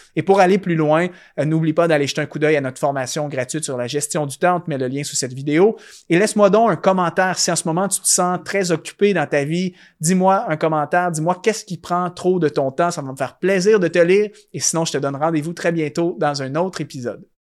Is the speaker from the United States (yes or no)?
no; Canada; chez moi au Canada